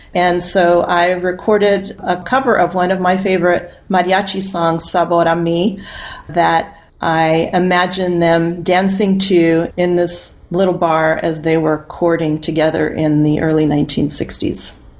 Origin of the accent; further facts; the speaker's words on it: Yuma, Arizona, United States; moved away; I grew up in Yuma, Arizona, which is on the border where Arizona and Mexico and California come together.